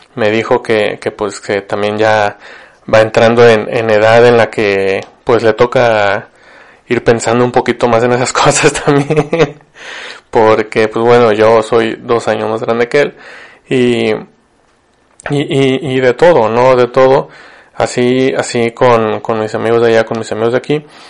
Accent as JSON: {"language": "Spanish", "town": "Ciudad Victoria", "region": "Tamaulipas", "country": "Mexico", "moved": "as an adult", "lives_now": "Monterrey, Mexico", "said": "yo vivo en Monterrey, soy de Victoria, Tamaulipas"}